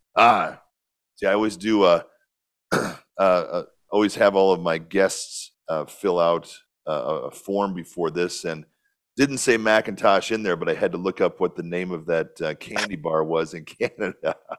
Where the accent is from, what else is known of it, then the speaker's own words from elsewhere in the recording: Northwest Illinois, United States; I grew up in a really small town in Northwest Illinois, about 1,300 people